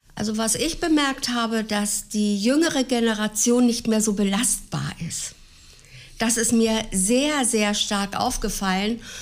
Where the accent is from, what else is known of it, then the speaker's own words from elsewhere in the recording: Gifhorn, Lower Saxony, Germany; also born or lived in Celle / Flettmar; ich bin 1946 geboren in Celle. Meine Eltern wohnten derzeit in Flettmar, Kreis Gifhorn